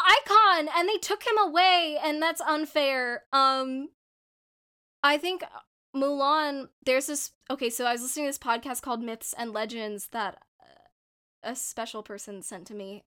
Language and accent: English; India; my authentic experience of being a Indian person